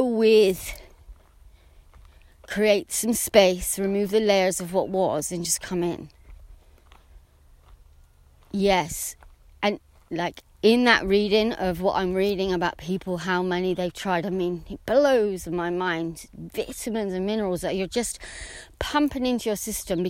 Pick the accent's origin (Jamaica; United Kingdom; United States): United Kingdom; England; I'm English